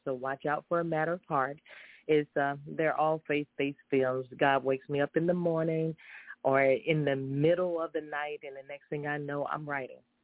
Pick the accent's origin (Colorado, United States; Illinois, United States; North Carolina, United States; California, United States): North Carolina, United States; High Point; after being raised and reared in the same city of High Point, North Carolina